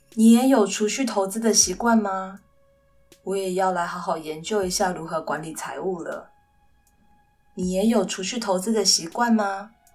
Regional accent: Kaohsiung, Taiwan; first language Mandarin Chinese; 其实我的爸爸妈妈都是客家人，然后他们都是在屏东的客家村长大。所以呢，很自然地他们会讲一口很流利的客家话。但因为工作的关系，所以我出生之前他们就已经搬到高雄来，所以呢，我也是在都市出生长大

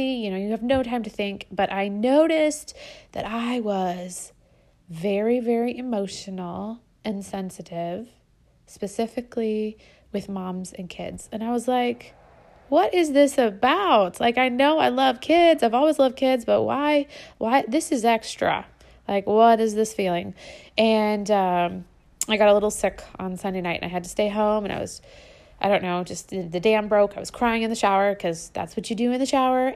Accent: United States; moved away as an adult; also born or lived in Brazil; us Americans in Brazil

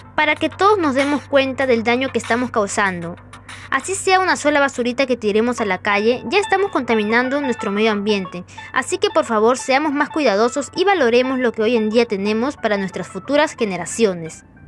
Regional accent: Peru; todos como hermanos peruanos

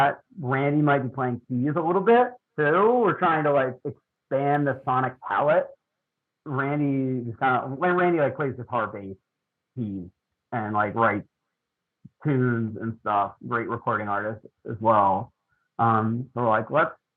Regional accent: Lititz, Pennsylvania, United States; moved away as an adult; also born or lived in Texas; now in Philadelphia, United States; We, Katie and I are from Lancaster County. We're from Lititt, PA.

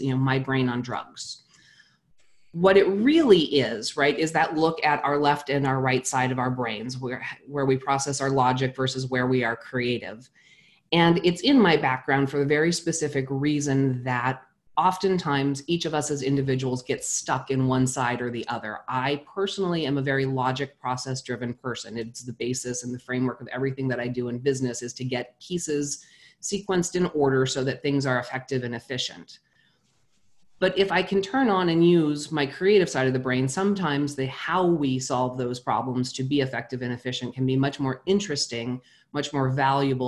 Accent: New Mexico, United States; I was 14 years old and I grew up in New Mexico

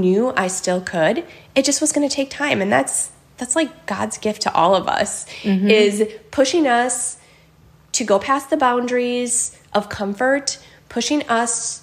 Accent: Holmen, Wisconsin, United States; I am born and raised in Holman

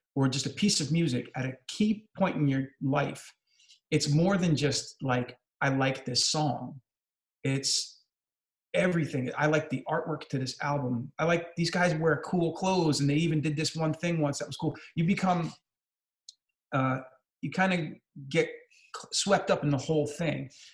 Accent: New Jersey, United States; I'm from New Jersey

